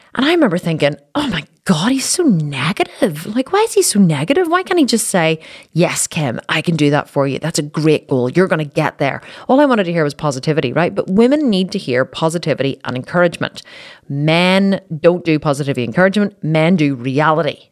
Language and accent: English; Belfast, Northern Ireland, United Kingdom; in Belfast, my hometown